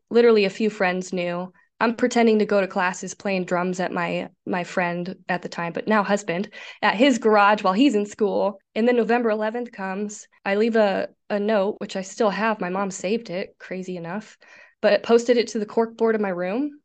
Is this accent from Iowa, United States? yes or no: no; Nebraska, United States; I'm from the Midwest, good old state of Nebraska